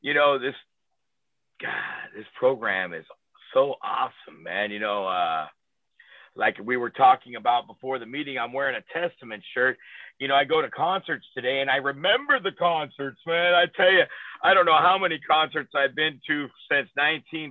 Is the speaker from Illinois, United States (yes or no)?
no; below Fresno, Central Valley of California, United States; I grew up in the Central Valley of California, down below Fresno, and agriculture and country.